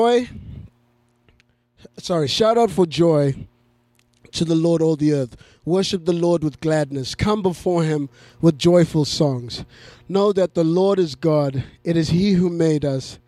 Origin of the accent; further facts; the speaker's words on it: Zimbabwe; moved away; I grew up in Zimbabwe